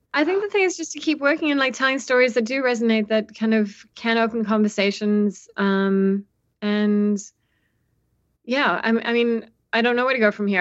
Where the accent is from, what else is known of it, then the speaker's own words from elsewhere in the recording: South Africa; as a South African who, you know, grew up under apartheid and then also, you know, saw the first democratic elections with Mandela